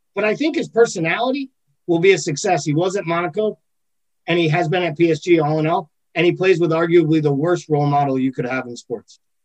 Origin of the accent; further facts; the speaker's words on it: United States; I'm American born